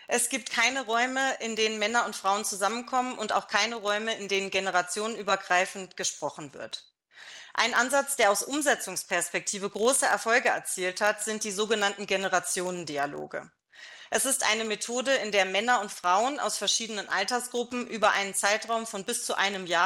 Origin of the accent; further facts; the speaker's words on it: Germany; ich bin auch in Deutschland äh, aufgewachsen natürlich